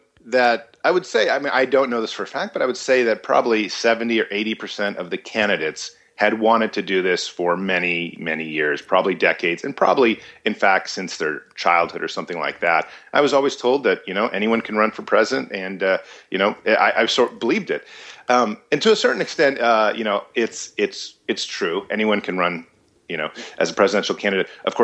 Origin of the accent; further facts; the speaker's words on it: United States; born there; and you know, had me here in America. I was born in America.